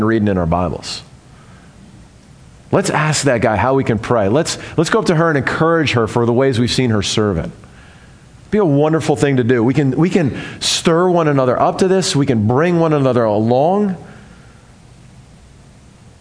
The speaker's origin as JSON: {"language": "English", "region": "the South", "country": "United States", "said": "I'm from the South"}